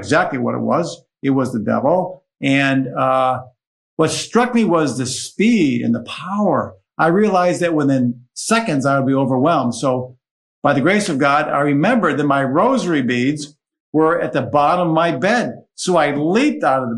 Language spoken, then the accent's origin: English; Syracuse, New York, United States; moved away as an adult; now in Washington, D.C., United States; I am from Syracuse originally